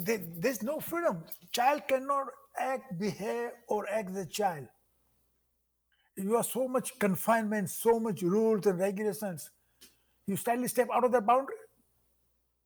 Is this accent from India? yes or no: yes; Mumbai, Maharashtra, India; accent: Indian English; moved away as an adult; now in South Bend, United States; growing up in Mumbai was fantastic